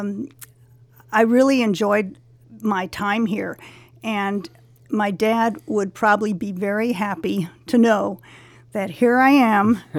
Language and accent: English; Los Angeles, California, United States; I grew up in the San Fernando Valley in Sunland, um, Shadow Hills. Uh, I lived there since I was five